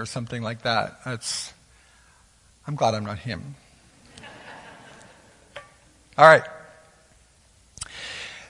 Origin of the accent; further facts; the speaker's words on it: Canada; as Canadian citizens